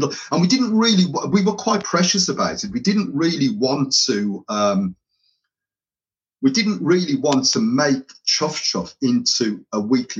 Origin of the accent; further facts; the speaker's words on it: Birmingham, West Midlands, United Kingdom; accent: tinge of Irish with Birmingham; My accent is probably a little bit of a tinge of Irish with Birmingham intermingled.